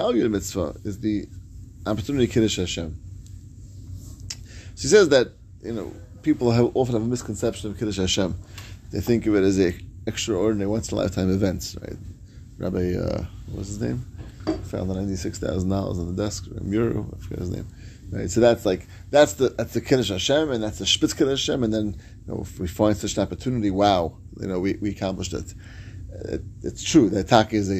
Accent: New York, United States; moved away; as a New Yorker

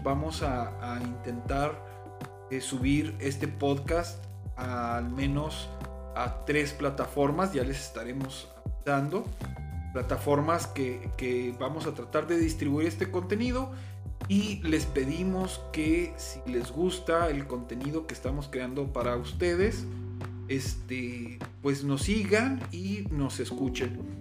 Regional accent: Ciudad Juárez, Chihuahua, Mexico; así como somos mexicanos, somos chihuahuenses

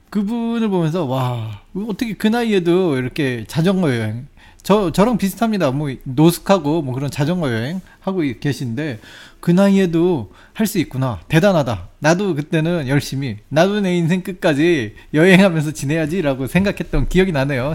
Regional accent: South Korea; 내가 한국 사람이잖아요

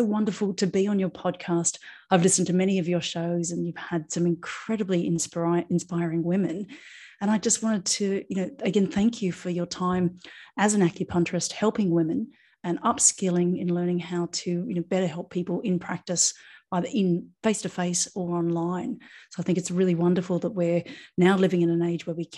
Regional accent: Australia; now in Ibiza, Spain; I'm an Australian acupuncturist now living in Ibiza in Spain

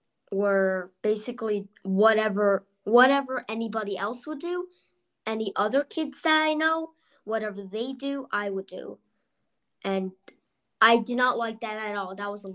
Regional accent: California, United States; born there; also born or lived in Texas / North Carolina / Bronxville / New York City; And I was born in California. I went to Texas. I went to North Carolina. I took a few trips to Bronxville. I moved to Bronxville. And then I moved to New York City. Then I moved to Austria.

